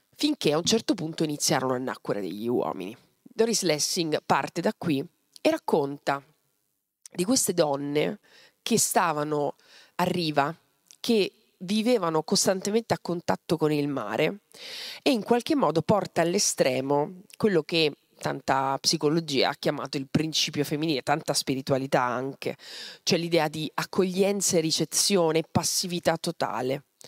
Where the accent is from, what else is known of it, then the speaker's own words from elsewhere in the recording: Mazara del Vallo, Sicily, Italy; Io sono nata a Mazzara del Vallo